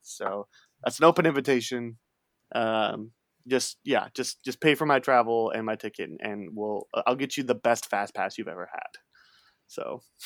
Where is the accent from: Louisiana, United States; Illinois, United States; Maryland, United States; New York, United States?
Illinois, United States; Chicago; I grew up near Chicago